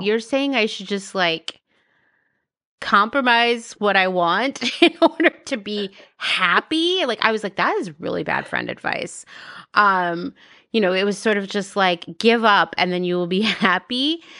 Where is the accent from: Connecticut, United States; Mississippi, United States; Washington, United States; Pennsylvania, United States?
Pennsylvania, United States; moved away as an adult; now in Los Angeles, United States; I'm from Pennsylvania